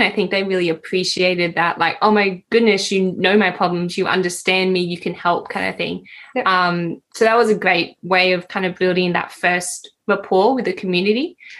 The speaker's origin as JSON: {"language": "English", "town": "Sydney", "region": "New South Wales", "country": "Australia", "said": "I'm from Sydney"}